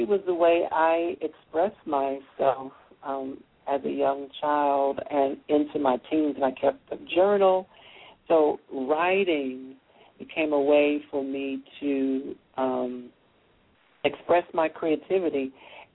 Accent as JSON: {"language": "English", "town": "Hickory", "region": "North Carolina", "country": "United States", "tie": "born or raised there", "moved": "yes", "said": "I'm the first African-American born in Hickory to earn a PhD"}